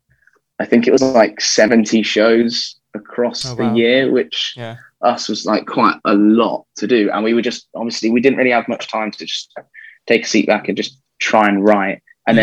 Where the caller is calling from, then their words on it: Birmingham, West Midlands, United Kingdom; So, joining you from Birmingham in the UK.